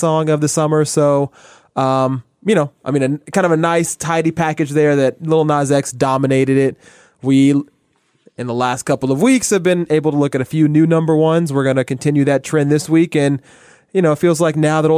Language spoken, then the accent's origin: English; the South, United States; moved away; I grew up in the South